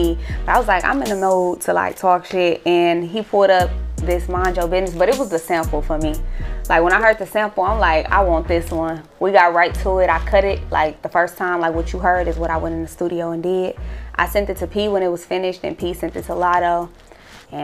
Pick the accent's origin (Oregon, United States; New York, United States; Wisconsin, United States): Wisconsin, United States; Milwaukee; No, I'm from Milwaukee.